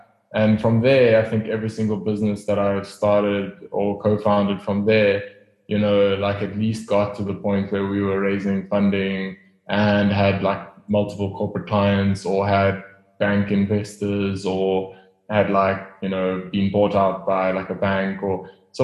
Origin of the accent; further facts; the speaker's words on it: Pretoria, Gauteng, South Africa; moved away as an adult; now in Cape Town, South Africa; I grew up in Pretoria. Not a great place, don't go there. I left as soon as I could.